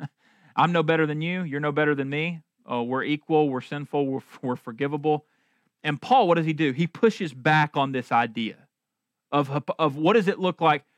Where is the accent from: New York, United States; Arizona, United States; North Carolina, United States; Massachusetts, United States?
North Carolina, United States; Marshall; I'm from Marshall, North Carolina